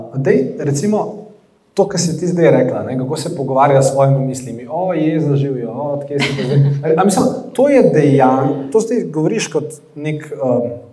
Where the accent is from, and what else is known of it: Slovenia